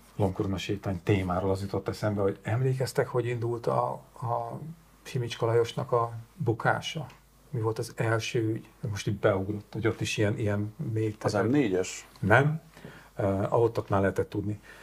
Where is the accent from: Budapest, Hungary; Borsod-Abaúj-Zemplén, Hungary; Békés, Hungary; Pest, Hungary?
Borsod-Abaúj-Zemplén, Hungary; Sátoraljaújhely; moved away; fatornyos kis szülővárosomban